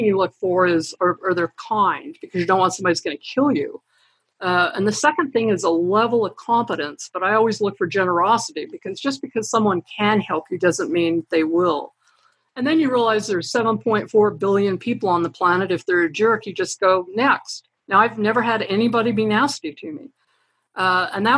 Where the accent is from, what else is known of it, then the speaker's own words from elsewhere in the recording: Idaho, United States; moved away; also born or lived in Utah; I grew up in Idaho